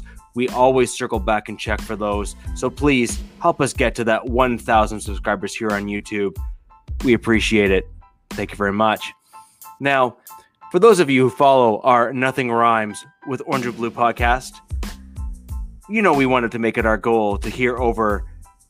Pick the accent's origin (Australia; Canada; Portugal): Canada; I'm from Canada. We speak French